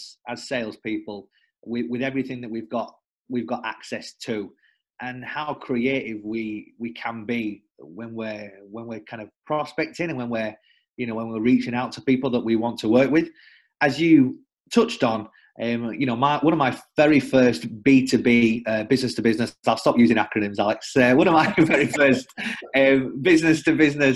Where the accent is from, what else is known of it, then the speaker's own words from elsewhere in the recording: the north of England, United Kingdom; now in London, United Kingdom; originally from the north of England, now living in London.